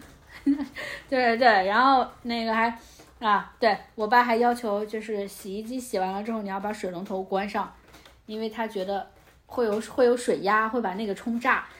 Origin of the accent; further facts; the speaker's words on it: southern China, China; moved away as an adult; 我们家南方